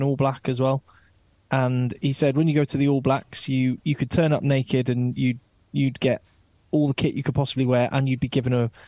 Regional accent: England, United Kingdom; as an Englishman

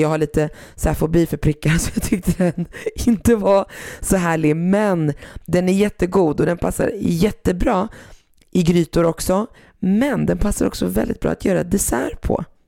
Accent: Sweden; som jag är uppväxt i Sverige

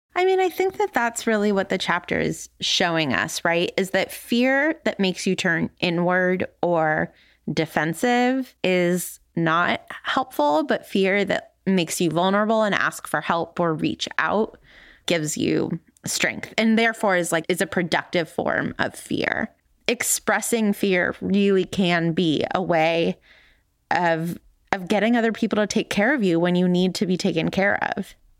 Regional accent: California, United States; moved away; I grew up in California

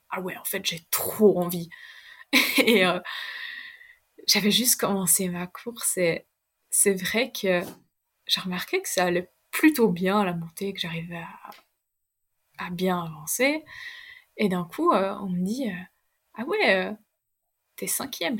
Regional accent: Chardonne, Vaud, Switzerland; also born or lived in German-speaking Switzerland; quand je suis chez mes parents, là où j'ai grandi à Chardin

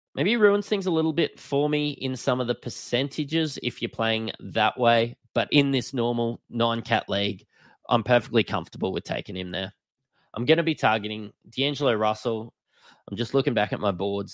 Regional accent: Australia; I am an Australian

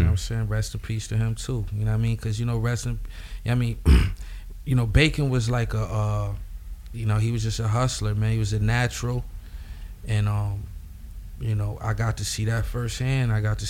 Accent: Buffalo, New York, United States; Buffalo, man.

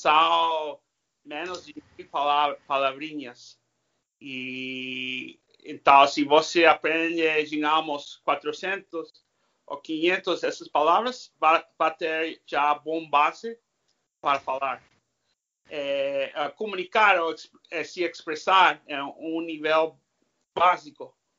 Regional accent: California, United States; first language English; Portuguese is a second language; also born or lived in Spain; a minha língua nativa é inglês. Eu nasci na Califórnia falando inglês

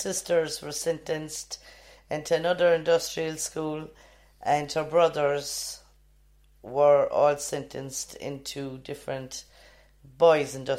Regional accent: Kerry, Munster, Ireland; We're from Kerry

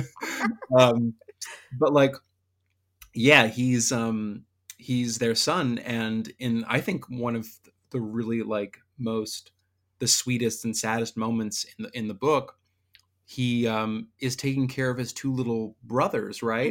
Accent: Northern Virginia, United States; I'm from Northern Virginia

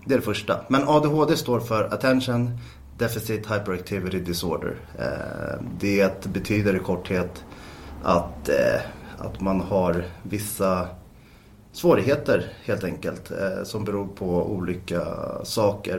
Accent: Täby, Stockholm County, Sweden; är född och uppvuxen i Täby. Bor i Täby norr om Stockholm

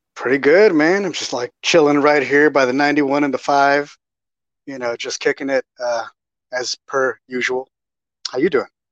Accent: Texas, United States; I'm from Texas

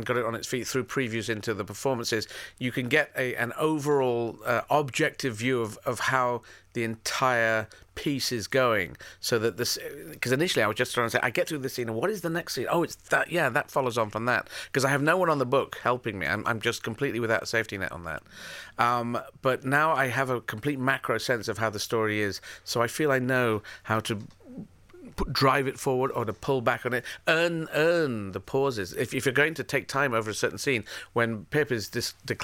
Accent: Yemen; moved away; I was born in Yemen.

